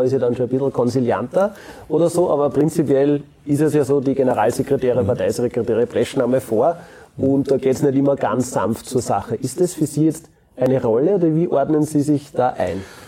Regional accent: Austria; bei uns in Österreich

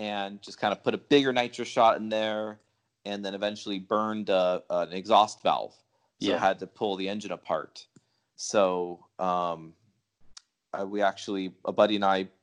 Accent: Huntington Beach, California, United States; also born or lived in New York; I was born in New York, but yeah. I'm pretty much raised, in Southern California

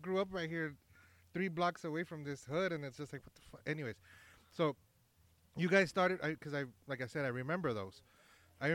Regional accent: El Paso, Texas, United States; I grew up over here on Manor Street.

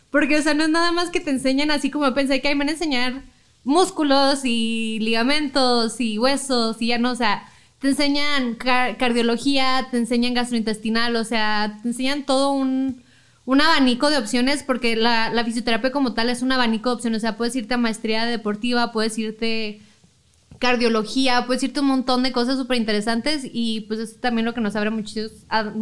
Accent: Chihuahua, Mexico; moved away as an adult; yo no soy aquí, yo soy de Chihuahua. Ah, pero me vine acá para estudiar porque ya no estaba la carrera.

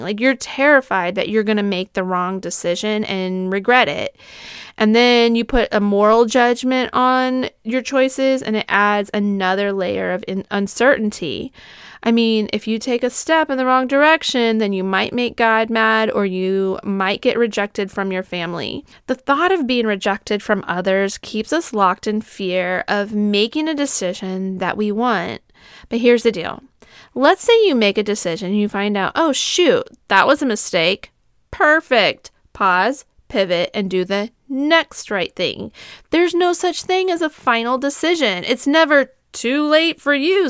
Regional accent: Southern California, United States; I grew up in Southern California

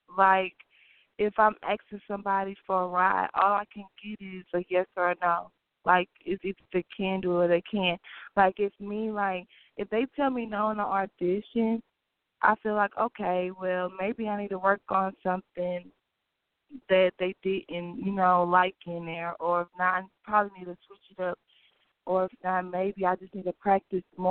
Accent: Beaumont, Texas, United States; I'm from Beaumont, Texas. Like, it's like a small city. Like, everybody knows everybody

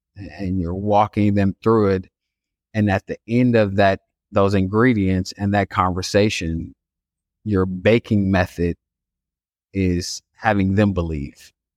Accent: Chicago, Illinois, United States; I grew up on the south side of Chicago in a neighborhood called Inglewood

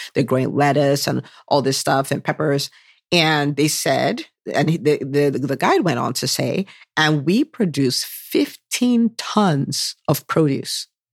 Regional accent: Nigeria; now in United States; growing up in Nigeria

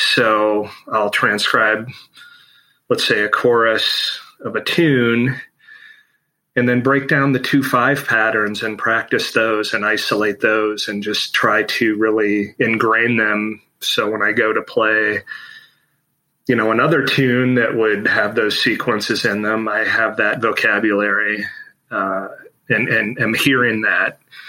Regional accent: Chicago, Illinois, United States; I am from Chicago, Illinois.

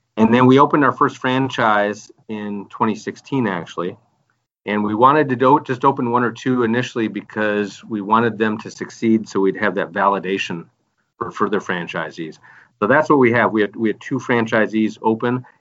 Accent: Michigan, United States; I'm from the Midwest myself. I'm from Michigan

